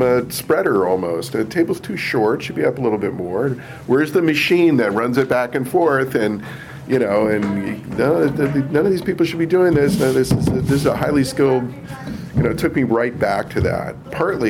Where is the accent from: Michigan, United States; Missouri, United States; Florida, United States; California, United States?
California, United States; San Clemente; moved away as an adult; also born or lived in Brooklyn, New York; now in Sleepy Hollow, United States; I grew up in San Clemente, California, which is halfway between LA and San Diego, a little tiny beach town